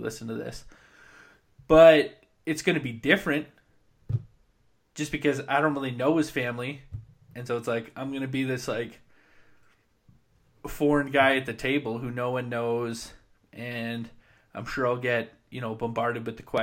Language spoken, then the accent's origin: English; Williams Lake, British Columbia, Canada; now in Drumheller, Canada; growing up in Williams Lake, Vancouver was 6.5 hours away.